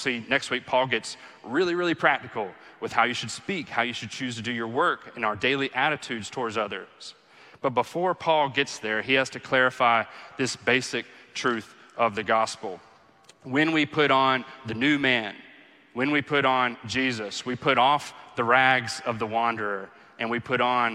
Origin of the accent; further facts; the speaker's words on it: the Bible Belt, United States; growing up in the Bible Belt